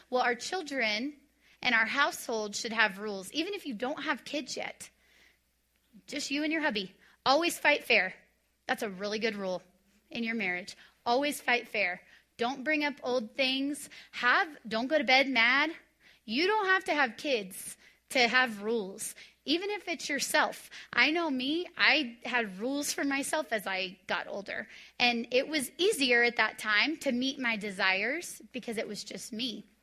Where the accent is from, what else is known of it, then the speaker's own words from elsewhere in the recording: Texas, United States; So, I came from Texas where it was like, you discipline and you spank